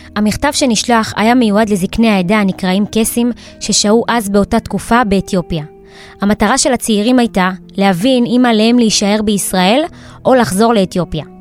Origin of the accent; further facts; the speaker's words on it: Beersheba, Southern District, Israel; אני בת 28 מבאר שבע